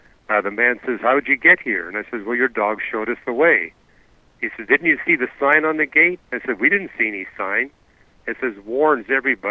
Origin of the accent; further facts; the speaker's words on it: Canada; I'm not from Germany. I'm from Canada